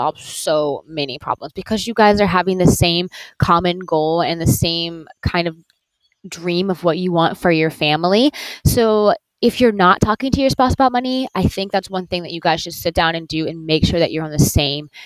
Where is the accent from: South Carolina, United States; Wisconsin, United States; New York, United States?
South Carolina, United States; Conway; moved away; I am in my hometown of Conway, South Carolina, at my mother's house